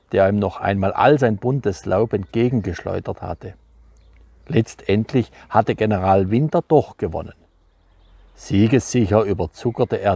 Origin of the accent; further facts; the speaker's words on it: Neustadt, Baden-Württemberg, Germany; also born or lived in Freiburg; so bin ich auf die Welt gekommen, in Fribourg und dann aufgewachsen in Roderberg, auf dem Kernerhof vor der Bergischen, kleiner Ortsteil von in Neustadt, der kleinste überhaupt.